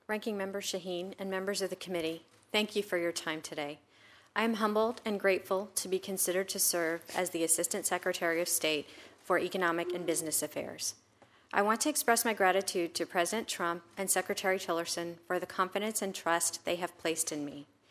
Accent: Florida, United States; also born or lived in India; We moved from India to Florida where my father earned a P H D at the University of Florida. I was two years old when I came here

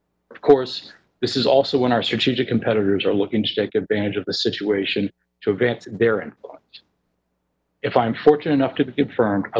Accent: Fairfax, Virginia, United States; I grew up in Fairfax, Virginia, the youngest son of two talented musicians.

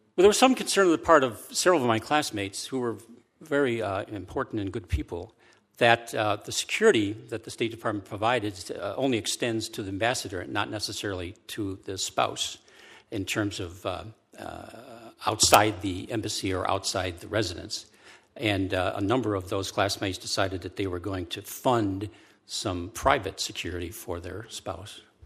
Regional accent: Indiana, United States; moved away; also born or lived in Wisconsin; my own upbringing in the heart of America's Midwest in Indiana, where I was born on the Fourth of July, and Wisconsin, where I lived and worked for most of my life.

